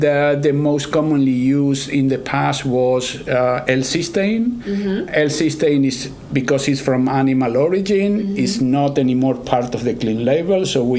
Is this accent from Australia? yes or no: no; Argentina; English is a second language; also born or lived in Texas / New York; now in Kansas, United States; I'm originally from Argentina, mm-hmm. And I've been in the States for about 30 years. So right. I picked up accent from different places like Texas, New York, and now I'm in Kansas, so it's an average of all the accents.